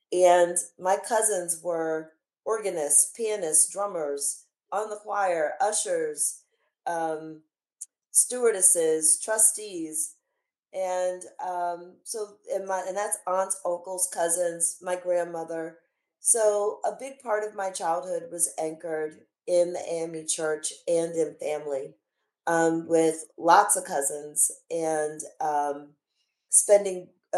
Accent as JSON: {"language": "English", "town": "Harrisburg", "region": "Pennsylvania", "country": "United States", "tie": "born or raised there", "said": "I grew up in central Pennsylvania, in Harrisburg, Harrisburg, PA. And my parents were both, my father migrated to Pennsylvania from South Carolina."}